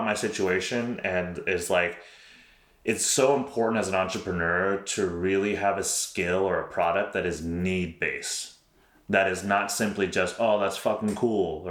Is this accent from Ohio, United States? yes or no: no; New York, United States; moved away as an adult; now in Houston, United States; I'm originally from New York.